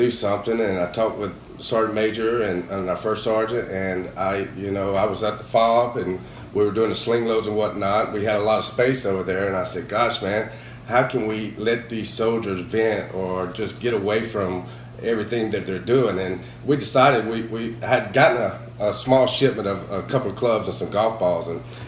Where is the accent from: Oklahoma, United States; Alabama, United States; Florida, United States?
Alabama, United States; accent: Alabama; my accent from Alabama